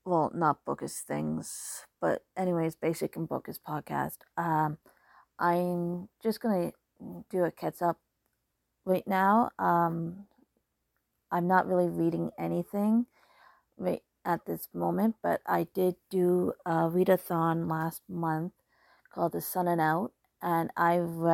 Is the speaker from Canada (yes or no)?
yes; Canada; I'm Canadian